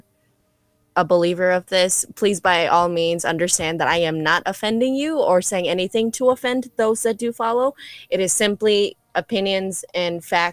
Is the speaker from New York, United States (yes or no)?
no; Chicago, Illinois, United States; I'm a Chicago native